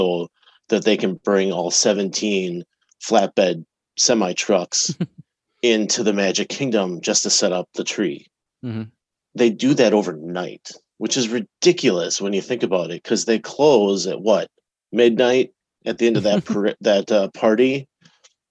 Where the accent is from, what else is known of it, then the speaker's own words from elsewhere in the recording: Wisconsin, United States; We're from Wisconsin